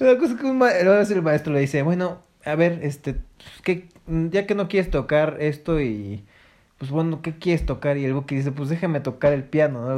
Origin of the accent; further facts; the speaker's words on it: Mexico City, Mexico; sí nací en Iztapalapa, fíjate. Yo, era de allá. De la hermana República de Iztapalapa, ahí cerca de... de Consti